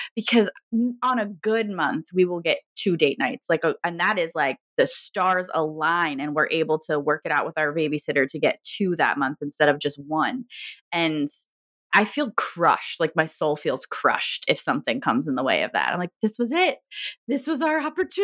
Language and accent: English; Virginia, United States; now in Michigan, United States; I am from Virginia